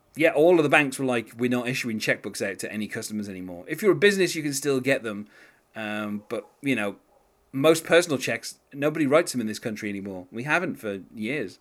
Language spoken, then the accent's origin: English; United Kingdom; being a British person